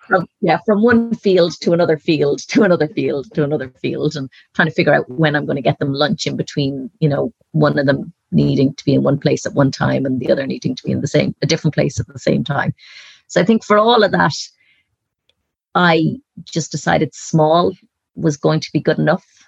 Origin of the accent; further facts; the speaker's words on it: Dublin, Leinster, Ireland; moved away as an adult; now in Galway, Ireland; growing up in Dublin